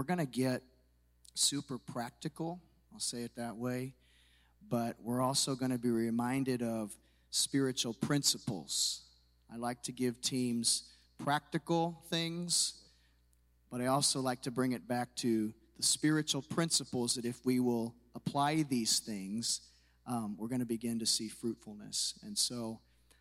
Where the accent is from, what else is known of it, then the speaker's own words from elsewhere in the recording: Rochester, Illinois, United States; moved away; This is where I was raised, actually down by Springfield. I was raised in Rochester